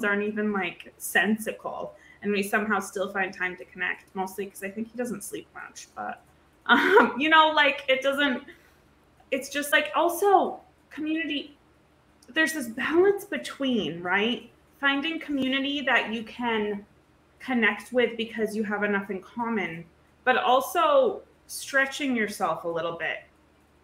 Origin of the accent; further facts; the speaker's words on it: rural New England, United States; I'm in like rural New England.